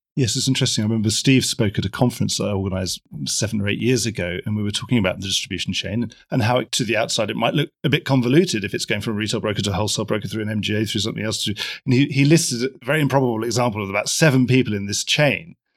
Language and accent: English; London, United Kingdom; as a Londoner